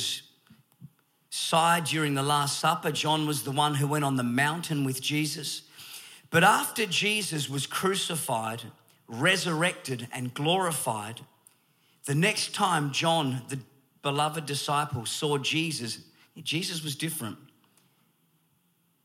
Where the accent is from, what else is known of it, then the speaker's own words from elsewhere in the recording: Perth, Western Australia, Australia; I am from Australia, born in Perth, Western Australia